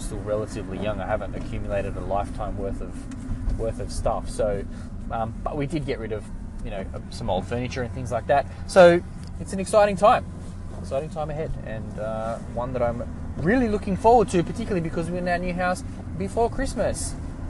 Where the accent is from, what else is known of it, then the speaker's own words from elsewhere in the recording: Australia; we're Australian